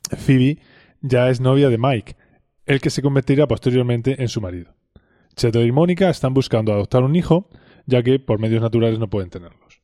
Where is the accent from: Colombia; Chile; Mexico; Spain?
Spain; accent: Spanish; also born or lived in Texas